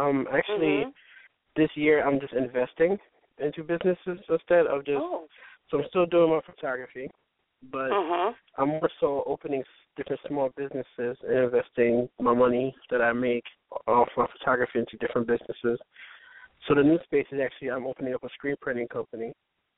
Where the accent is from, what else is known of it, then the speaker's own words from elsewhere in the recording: Haiti; now in Philadelphia, United States; I'm a photographer in Philadelphia. I'm actually from Haiti